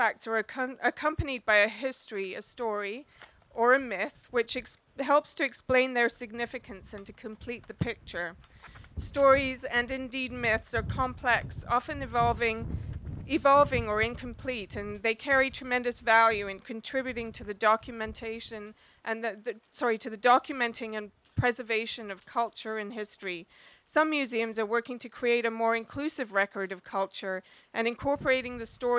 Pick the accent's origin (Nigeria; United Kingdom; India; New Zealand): India; now in Canada; I'm Indian